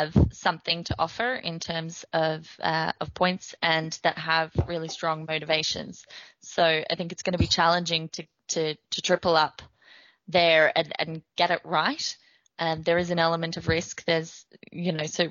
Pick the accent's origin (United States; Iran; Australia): Australia; I'm from Australia